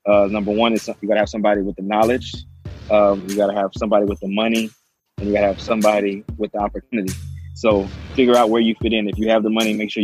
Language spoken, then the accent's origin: English; Port Arthur, Texas, United States; also born or lived in Lake Charles, Louisiana / Baton Rouge, Louisiana; I was born in Lake Charles, grew up in Port Arthur, Texas.